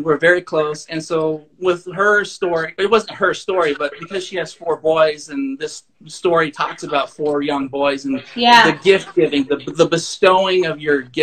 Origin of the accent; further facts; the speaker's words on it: Thermopolis, Wyoming, United States; Thermopolis, where I grew up.